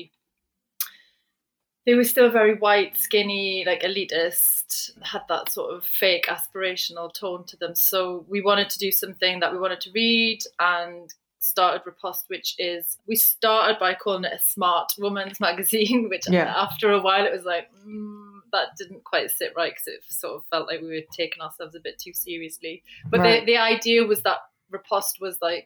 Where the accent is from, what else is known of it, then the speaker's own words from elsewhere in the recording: just outside of Newcastle, North East England, United Kingdom; I grew up in just outside of Newcastle in the northeast